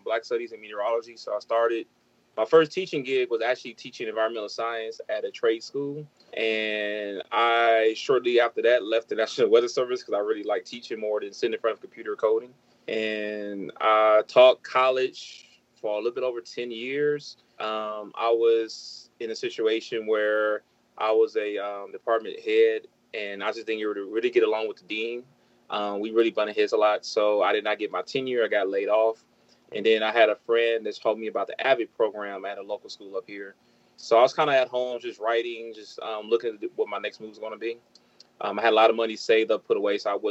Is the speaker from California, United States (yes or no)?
yes; Los Angeles, California, United States; moved away as an adult; also born or lived in Atlanta, Georgia; now in Georgia, United States; I grew up in South Central LA, so I was used to helicopters and just a lot of noise.